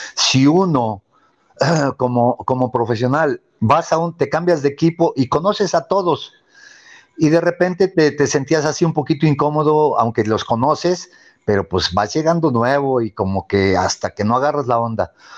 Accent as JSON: {"language": "Spanish", "country": "Mexico", "said": "somos mexicanos"}